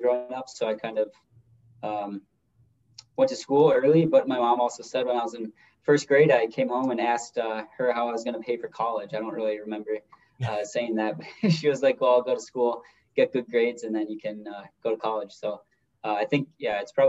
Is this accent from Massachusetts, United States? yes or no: no; Minneapolis, Minnesota, United States; I'm from the Minneapolis, Minnesota, the metro Minnesota area